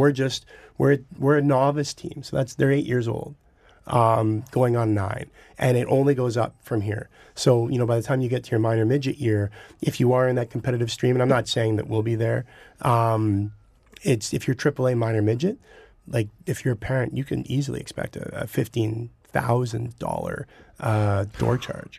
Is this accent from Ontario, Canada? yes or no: yes; Burlington, Ontario, Canada; accent: Southern Ontario; now in Toronto, Canada; I grew up in Burlington, so the Halton District